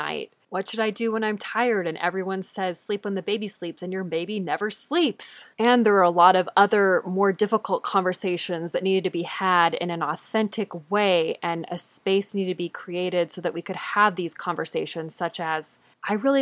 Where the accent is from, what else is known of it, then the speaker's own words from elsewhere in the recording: Southern California, United States; I was born and raised in Southern California, and I still live here now